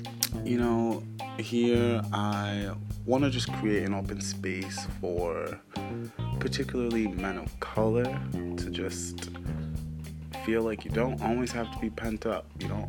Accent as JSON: {"language": "English", "region": "New York", "country": "United States", "also_born_or_lived": "Norton, Massachusetts", "said": "I am originally from New York, and I'm home for break"}